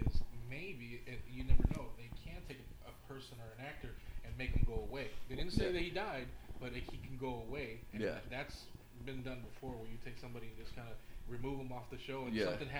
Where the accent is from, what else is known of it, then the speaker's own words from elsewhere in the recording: Puerto Rico; I'm Latino, I'm from Puerto Rico